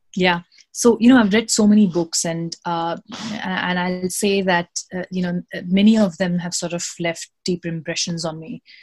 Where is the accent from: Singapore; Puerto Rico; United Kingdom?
Singapore; moved away as an adult; also born or lived in India / Sydney, Australia; now in United States; i was born in india uh, and I was raised in Singapore. I went to went to high school in Singapore.